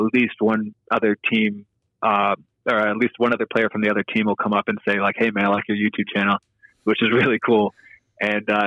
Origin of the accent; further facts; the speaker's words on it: United States; now in Tulsa, United States; I'm an American playing over here